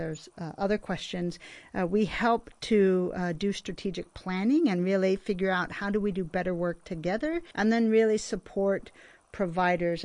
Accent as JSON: {"language": "English", "area": "Chesterfield County", "region": "Virginia", "country": "United States", "tie": "born or raised there", "also_born_or_lived": "Washington, D.C. / Stanford, California / Europe", "said": "I grew up in Chesterfield County, where I still live."}